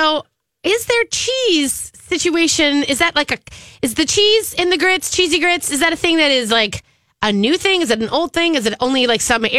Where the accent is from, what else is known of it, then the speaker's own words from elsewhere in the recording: the North, United States; I was from the North